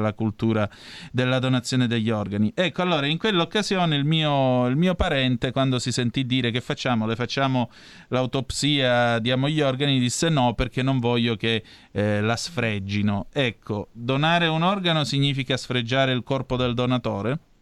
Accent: Vibo Valentia, Calabria, Italy; vengo da Vibo Valencia

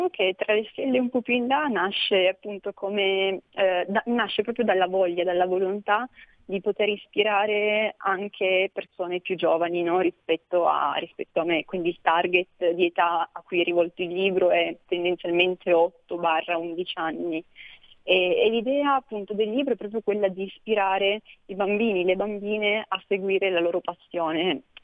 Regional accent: Almese, Piedmont, Italy; in particolare la prima conferenza che ho organizzato è stata ad Almese, quindi nel mio paese

